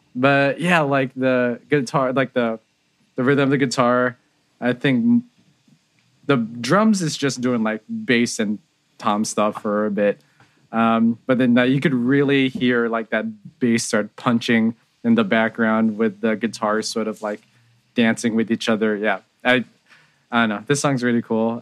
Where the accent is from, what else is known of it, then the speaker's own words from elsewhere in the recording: San Jose, California, United States; I grew up in San Jose, California